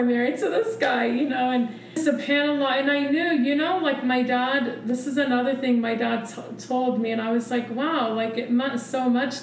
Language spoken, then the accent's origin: English; Missouri, United States; We grew up in Missouri in a really racist town.